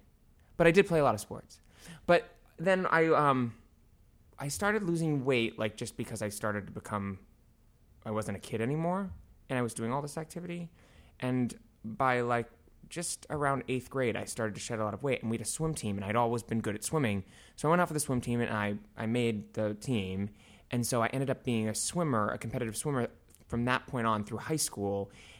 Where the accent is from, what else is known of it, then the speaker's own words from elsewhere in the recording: Avon, Massachusetts, United States; I am from Avon, Massachusetts, yes.